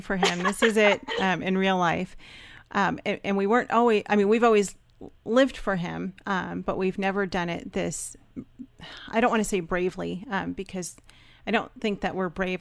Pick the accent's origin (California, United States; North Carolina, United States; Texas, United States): California, United States; Los Angeles; moved away as an adult; also born or lived in Georgia; we're from Los Angeles